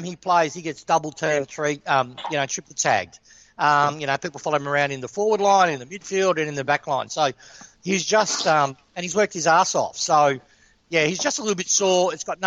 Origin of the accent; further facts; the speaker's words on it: Broadmeadows, Victoria, Australia; I grew up in Meadows